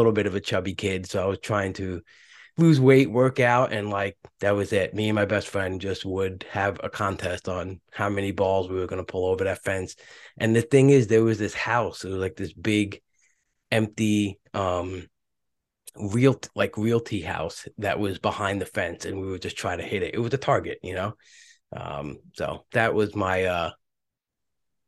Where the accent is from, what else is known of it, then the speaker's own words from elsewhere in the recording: New York City, New York, United States; I'd grow up in Brooklyn, go to school in Brooklyn